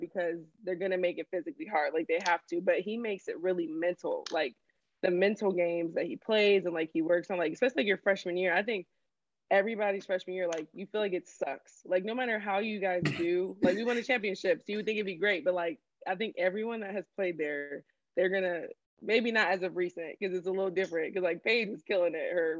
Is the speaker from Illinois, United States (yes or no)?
yes; Bolingbrook, Illinois, United States; also born or lived in Grand Rapids, Michigan; I was born in Grand Rapids, Michigan. That's where mm-hmm. my family is from. And then um, when I was like five, we moved to Illinois. And so I'd say like my hometown is Bolingbrook, Illinois